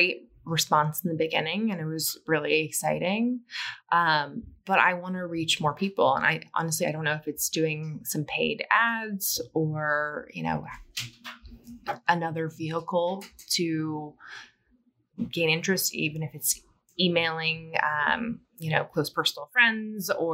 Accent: Midwest, United States; I'm from the Midwest

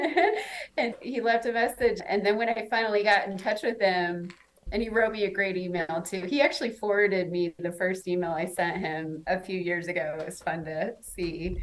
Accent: Omaha, Nebraska, United States; moved away as an adult; also born or lived in New York; I'm from Omaha

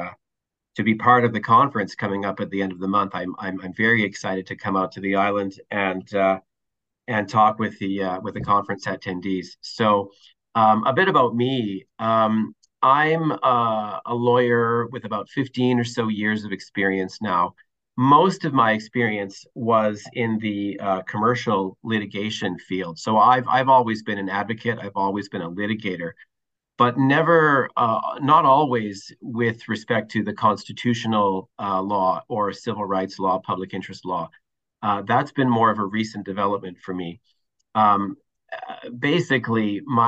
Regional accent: Winnipeg, Manitoba, Canada; moved away as an adult; now in Toronto, Canada; I'm born and raised in Winnipeg, Manitoba, actually. I now find myself in Toronto, been here about 10 or 12 years

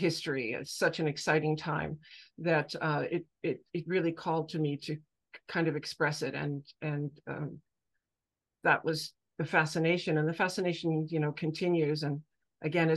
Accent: United States; now in Gotland, Sweden; I am American of English descent

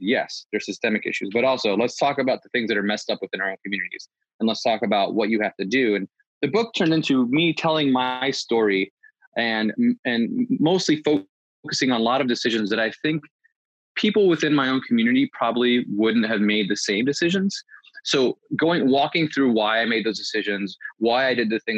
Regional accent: East Coast, United States; I grew up in the East Coast amongst Puerto Ricans and Dominicans and Ecuadorians

